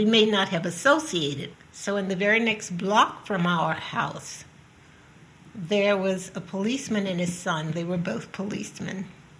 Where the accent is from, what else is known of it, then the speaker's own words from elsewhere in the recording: New Orleans, Louisiana, United States; I grew up in the South in New Orleans under strict segregation, one of eight children. My dad worked in a factory and my mom was a housekeeper